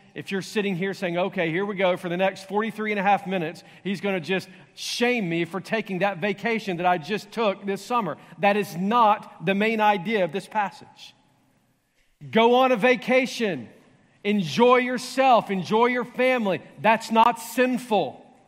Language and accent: English; the Bible Belt, the South, United States; growing up in the Bible Belt